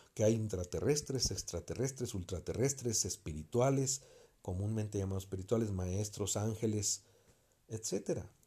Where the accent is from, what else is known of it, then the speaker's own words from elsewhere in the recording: Mexico; soy mexicano